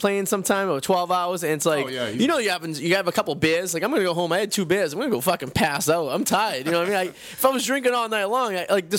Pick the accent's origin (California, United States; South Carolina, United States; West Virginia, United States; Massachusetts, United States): Massachusetts, United States; Revere; accent: Boston; I grew up in Revere.